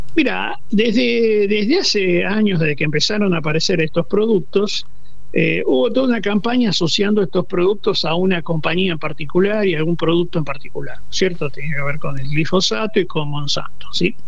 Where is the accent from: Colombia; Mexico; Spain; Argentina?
Argentina